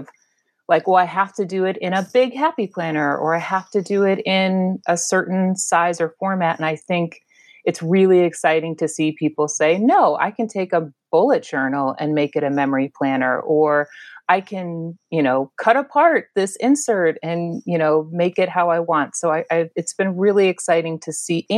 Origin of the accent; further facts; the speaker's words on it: Chicago suburbs, Illinois, United States; moved away as an adult; also born or lived in Memphis / Miami; now in Washington, D.C., United States; I was raised in the Chicago suburbs. And after not moving my entire childhood